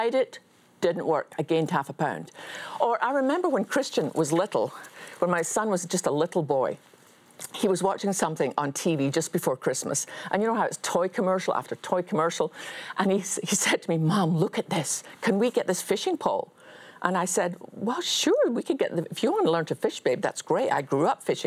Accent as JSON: {"language": "English", "region": "Scotland", "country": "United Kingdom", "said": "as a Scottish Baptist"}